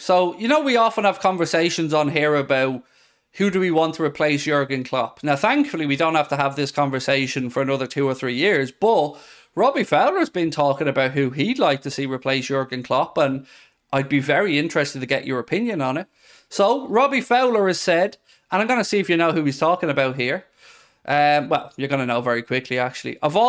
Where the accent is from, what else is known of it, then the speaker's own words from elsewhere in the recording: Denmark; I'm from Denmark.